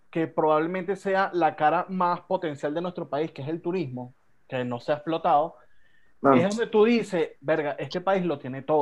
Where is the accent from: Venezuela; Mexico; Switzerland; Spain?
Spain; español, eh, yo soy casado con una venezolana, yo no lo sabía.